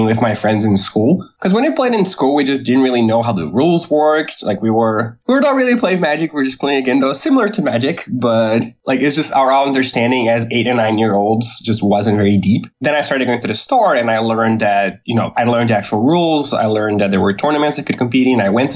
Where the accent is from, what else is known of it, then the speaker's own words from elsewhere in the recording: Porto Alegre, Rio Grande do Sul, Brazil; I grew up in Porto Alegre, which is the same place I live in.